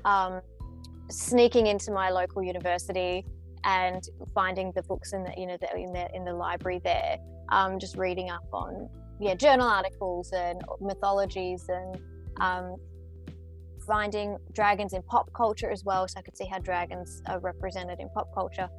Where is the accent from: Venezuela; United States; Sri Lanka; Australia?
Australia; Melbourne, Victoria; I'm a writer from Australia